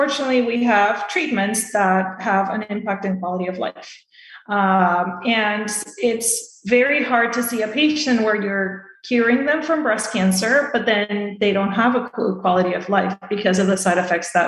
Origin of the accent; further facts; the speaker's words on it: Venezuela; moved away as an adult; also born or lived in Boston, United States; now in Tampa, United States; I'm originally from Venezuela, so I did all my medical school there. And then I came here to the States, to Boston, to do my residency